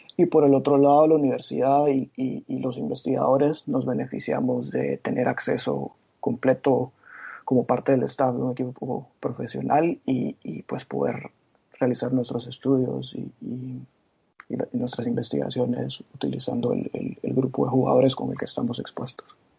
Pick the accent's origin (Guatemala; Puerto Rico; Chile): Guatemala; moved away as an adult; also born or lived in Glasgow / London; soy guatemalteco